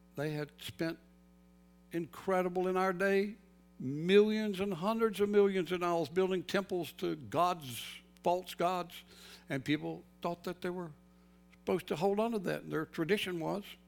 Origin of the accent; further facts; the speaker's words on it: North Carolina, United States; moved away; I grew up in North Carolina